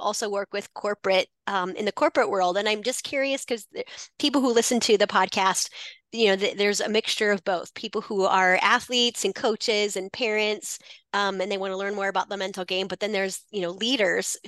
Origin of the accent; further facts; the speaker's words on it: Iowa, United States; moved away as an adult; also born or lived in North Carolina; now in Minnesota, United States; my husband and I, we live in Minnesota and we grew up in Iowa.